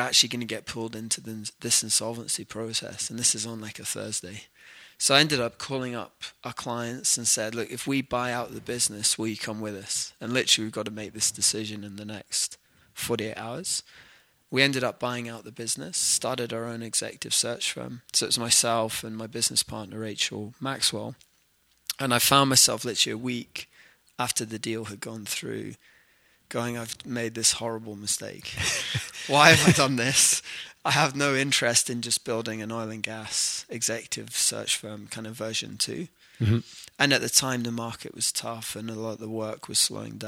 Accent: near Aberdeen, Scotland, United Kingdom; moved away as an adult; also born or lived in London; now in Calgary, Canada; I'm originally from Scotland, so grew up near Aberdeen

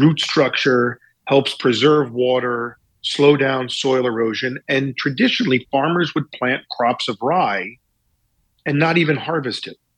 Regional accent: Pikesville, Maryland, United States; now in New York, United States; I grew up in Baltimore, Maryland

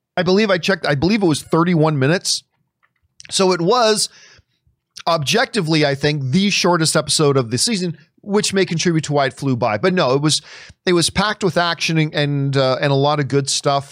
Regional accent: Hamilton, Ontario, Canada; now in Los Angeles, United States; Hamilton, Ontario, Canada is my favorite place in the world

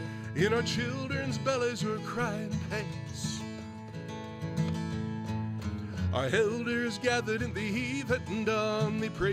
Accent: Montana, United States; Actually, up in the St. Mary's Valley is where both my dad and my grandmother were born and raised. My father's Blackfeet Indian. My mother's German-American from North Dakota.

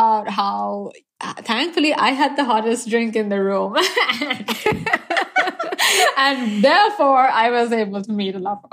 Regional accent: Sri Lanka; moved away as an adult; also born or lived in Pittsburgh; now in United States; I was born and raised in Sri Lanka.

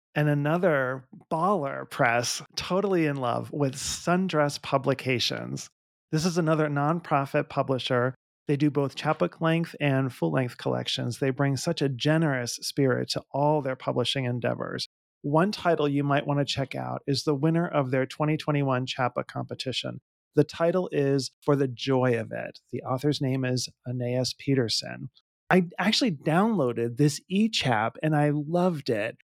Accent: Pittsburgh, Pennsylvania, United States; I was, uh, born, I grew up in Pittsburgh, Pennsylvania

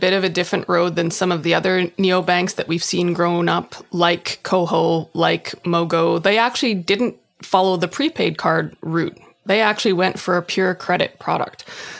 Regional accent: Winnipeg, Manitoba, Canada; I literally said out loud, I'm from Winnipeg and why am I on this podcast?

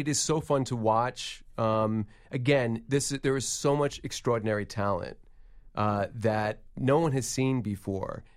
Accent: New York City, New York, United States; I grew up in New York City

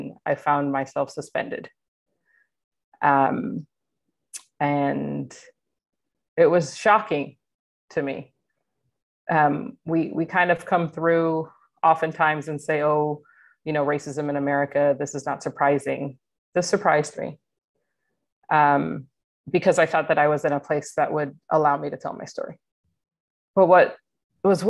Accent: Atlanta, Georgia, United States; moved away as an adult; I grew up in Atlanta, Georgia, was recruited from Atlanta for my work with Kaiser Permanente

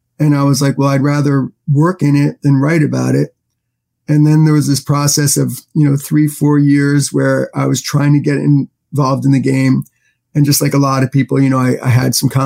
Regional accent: New York City, New York, United States; I grew up in Manhattan

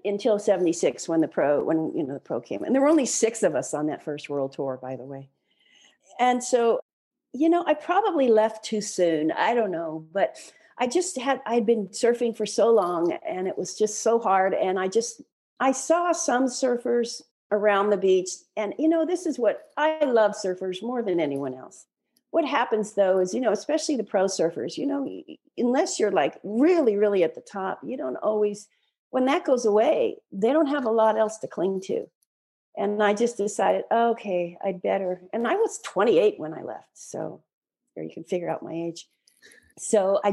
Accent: Waialua, Hawaii, United States; moved away; I have my family's home now where I grew up in Wailua, Hawaii on the North Shore

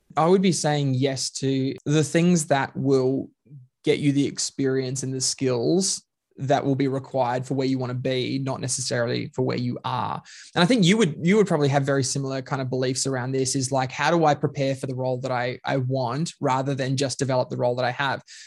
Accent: Queensland, Australia; now in Melbourne, Australia; I'm Queenslander by birth, um, Melbourneian by choice

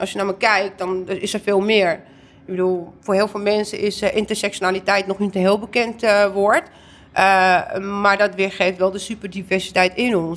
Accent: Amsterdam, North Holland, Netherlands; ik ben geboren en getogen in Amsterdam, maar ik ben half Indonesisch, half Turks.

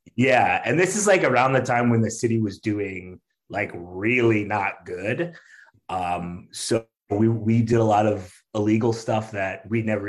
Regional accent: outside Detroit, Michigan, United States; now in Chicago, United States; I grew up right outside Detroit

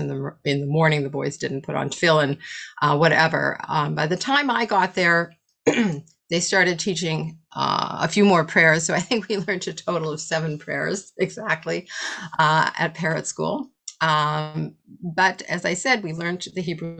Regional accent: Winnipeg, Manitoba, Canada; moved away; I grew up in North End Jewish Winnipeg

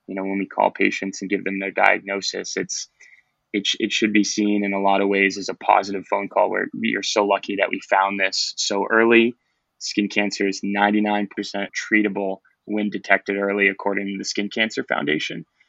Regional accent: Boston, Massachusetts, United States; moved away as an adult; now in Florida, United States; I'm from Boston, Massachusetts

